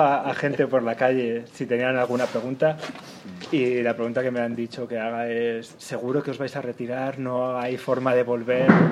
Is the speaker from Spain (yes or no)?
yes; Salamanca, Castile and León, Spain; now in Germany; somos de Salamanca